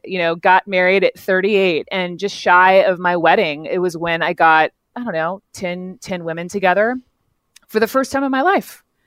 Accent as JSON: {"language": "English", "region": "the South", "country": "United States", "tie": "born or raised there", "said": "growing up in the South, raised by lovely parents"}